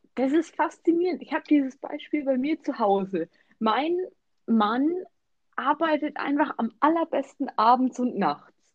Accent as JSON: {"language": "German", "country": "Germany", "said": "wir jetzt bei uns in Deutschland arbeiten"}